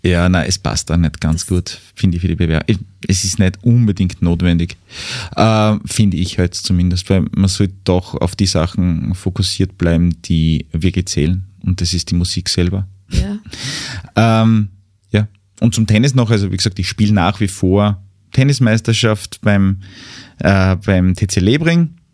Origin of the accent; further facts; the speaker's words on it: Mürzzuschlag, Styria, Austria; einen großen Teil meiner Kindheit habe ich in den Räumlichkeiten ähm, des Brahms-Museums in Metz-Zuschlag mhm. verbracht